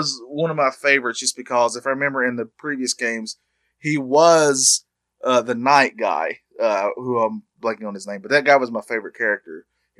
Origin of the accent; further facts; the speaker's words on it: North Carolina, United States; we're both born and bred in North Carolina.